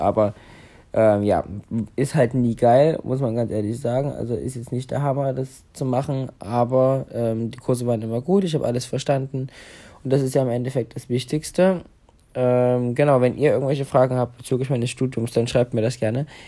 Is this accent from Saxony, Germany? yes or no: yes; Saxony, Germany; wie groß Sachsen ist, wo ich ja aufgewachsen bin